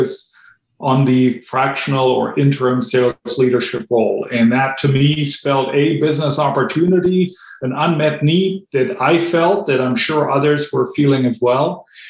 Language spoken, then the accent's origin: English; Germany; English is a second language; moved away as an adult; also born or lived in North Carolina; now in United States; I grew up in Germany, and when I was 16, I wanted to go abroad for a year and spend a year in North Carolina